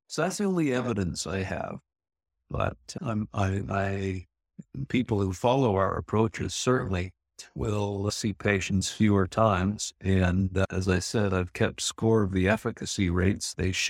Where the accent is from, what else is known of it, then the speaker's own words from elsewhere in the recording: Canada; Well, I'm a Canadian country boy, and I've always had a beard or mustache or sideburns in the 70s, I guess.